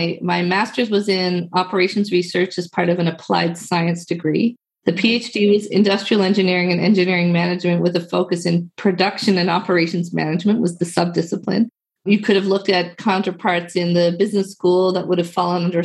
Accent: Newfoundland and Labrador, Canada; I am from Newfoundland, Canada.

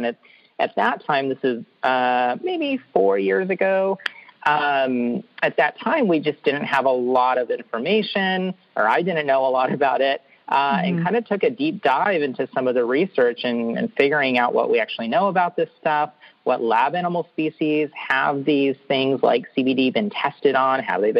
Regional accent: California, United States; I came from California, and marijuana is legal for 21 and up adults for recreational uses

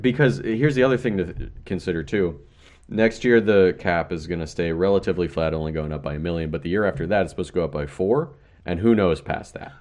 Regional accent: Baltimore, Maryland, United States; I'm from Baltimore

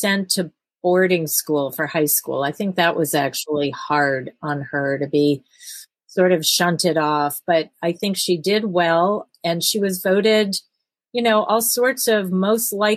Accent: East Coast, United States; moved away as an adult; also born or lived in New York; now in Fargo, United States; I grew up on the East Coast

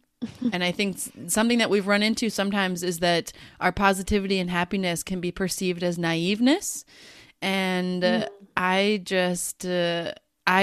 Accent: United States; now in Netherlands; So we, Sarah lives in Australia and I live in the Netherlands. We're both originally from the United States

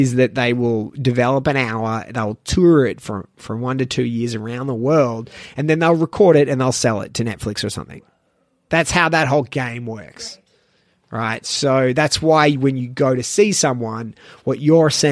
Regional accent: Melbourne, Victoria, Australia; moved away as an adult; now in Shanghai, China; I'm from Melbourne

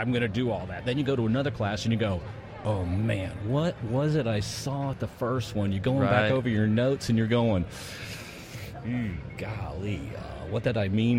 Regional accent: Cumming, Georgia, United States; from Cumming, Georgia.

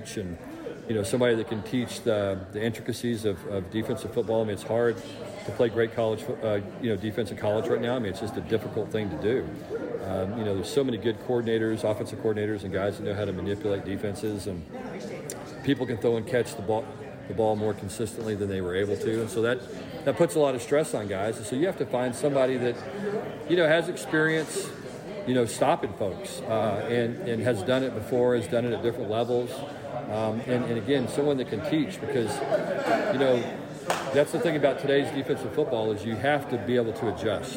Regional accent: Texas, United States; people from Texas, we're all by nature very competitive people.

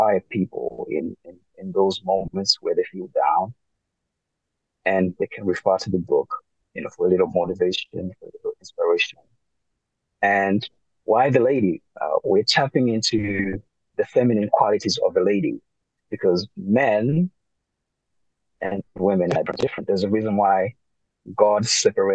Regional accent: Northern Region, Malawi; I'm proudly from the north of Malawi. I'm proudly Tumbuka

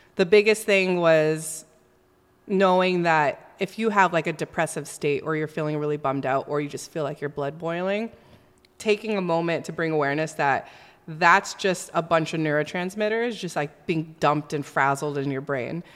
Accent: Southern California, United States; I was born and raised here in Southern California

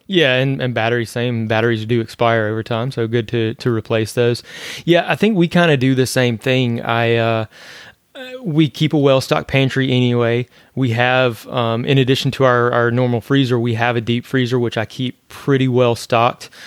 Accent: northern Louisiana, United States; now in Florida, United States; I grew up in Louisiana where we get hit by hurricanes there too. I was in the north part of Louisiana

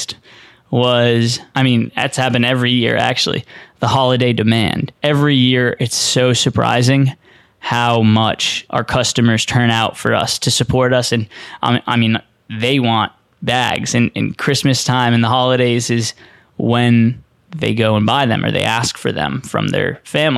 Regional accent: Boston, Massachusetts, United States; growing up in Boston

